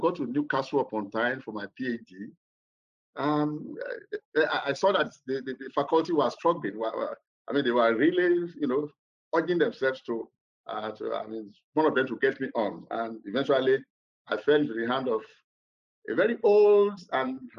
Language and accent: English; southwestern Nigeria, Nigeria; my hometown, which is in the southwestern part of Nigeria